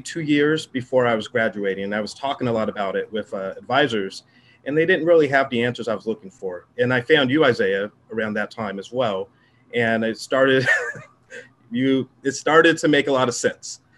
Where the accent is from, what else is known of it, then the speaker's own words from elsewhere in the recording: Southern California, United States; I'm from Southern California